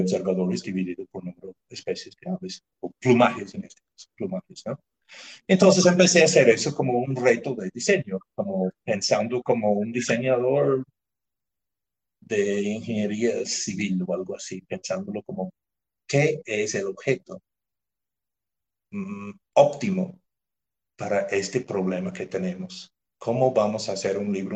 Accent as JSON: {"language": "Spanish", "area": "near Belfast", "region": "Northern Ireland", "country": "United Kingdom", "tie": "born or raised there", "also_born_or_lived": "Mérida, Venezuela / Ecuador", "second_language": "Spanish", "moved": "as an adult", "lives_now": "Nariño, Colombia", "said": "Nací en Irlanda del Norte, nací de doble nacionalidad, porque en Irlanda del Norte, como ya saben, hay, hay dos países que reclaman ese territorio. Nací cerca del pueblo de Belfast"}